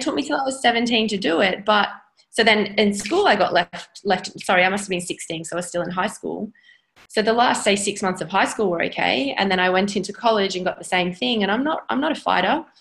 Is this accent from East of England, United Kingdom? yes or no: no; Stoke-on-Trent, West Midlands, United Kingdom; moved away as an adult; now in Sydney, Australia; I actually grew, grew up in in the UK in Stoke on Trent. Um, moved to Australia when I was eighteen.